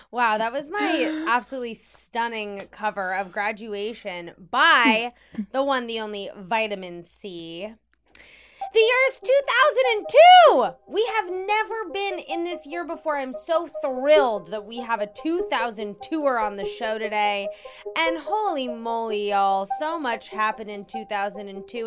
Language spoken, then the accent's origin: English; Washington, District of Columbia, United States; In Washington, D C